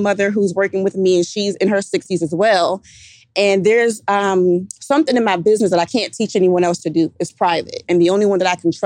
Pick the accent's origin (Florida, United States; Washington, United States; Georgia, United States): Georgia, United States; Savannah; moved away; I'm from Savannah, Georgia.